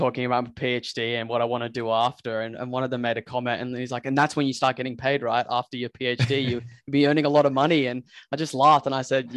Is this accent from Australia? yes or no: yes; Central Coast, New South Wales, Australia; moved away as an adult; now in Newcastle, Australia; I'm from the Central Coast, which is just an hour down south, in between Newcastle and Sydney